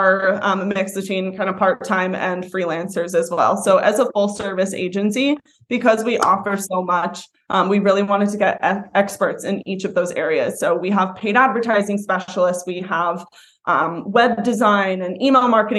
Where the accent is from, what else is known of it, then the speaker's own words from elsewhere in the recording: Nantucket, Massachusetts, United States; also born or lived in Boston; I was born and raised on Nantucket Island